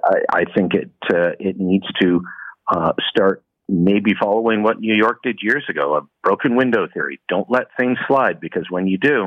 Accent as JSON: {"language": "English", "country": "Canada", "tie": "born or raised there", "said": "I was born in Canada. My parents are from the UK. I went to the UK to visit family. I could have a passport from there if I wanted it."}